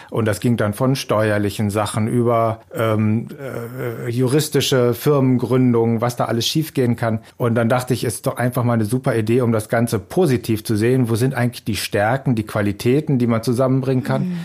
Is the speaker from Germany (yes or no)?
yes; Germany; Ja, ich als Deutscher habe mich natürlich ziemlich geärgert